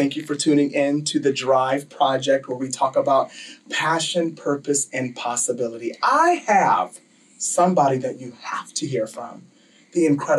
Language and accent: English; Buffalo, New York, United States; I'm from Buffalo, New York.